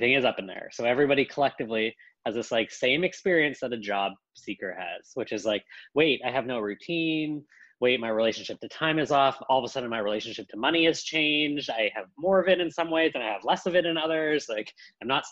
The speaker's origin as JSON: {"language": "English", "country": "Canada", "said": "I come from Canada. I am fifth generation Canadian"}